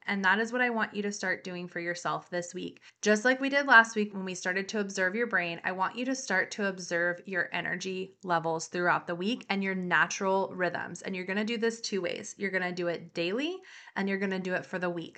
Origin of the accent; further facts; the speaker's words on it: the South, United States; I come from the South.